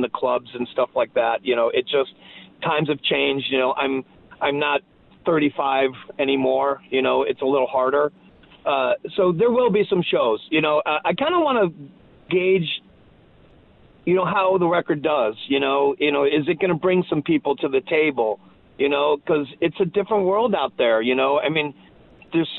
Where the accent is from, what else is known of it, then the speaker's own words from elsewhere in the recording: Cleveland, Ohio, United States; I'm from Cleveland